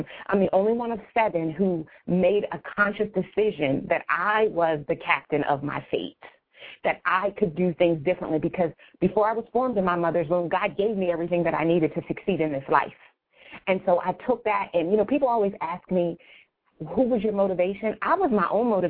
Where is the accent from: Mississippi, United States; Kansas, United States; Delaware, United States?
Delaware, United States; Wilmington; now in Newark, United States; I grew up started in Wilmington, Delaware, and I now live in Newark, Delaware